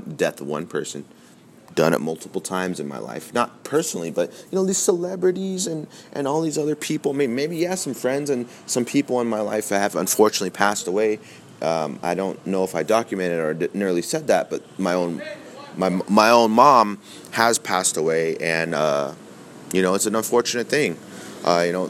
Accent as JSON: {"language": "English", "country": "United States", "said": "as American citizens"}